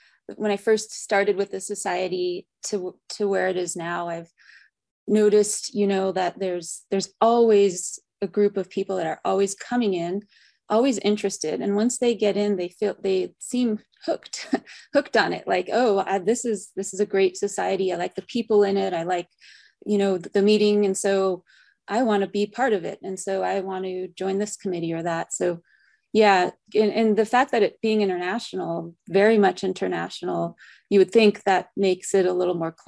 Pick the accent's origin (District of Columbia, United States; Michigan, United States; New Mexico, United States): New Mexico, United States; Santa Fe; I grew up in Santa Fe, New Mexico